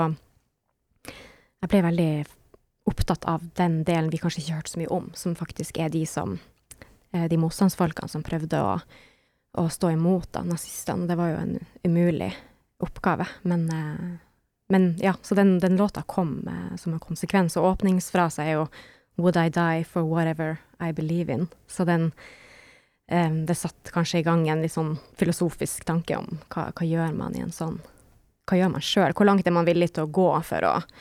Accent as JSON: {"language": "Norwegian", "town": "Harstad", "region": "Troms", "country": "Norway", "also_born_or_lived": "Berlin", "said": "Jeg er en artist fra Nord-Norge, nærmere bestemt Harstad"}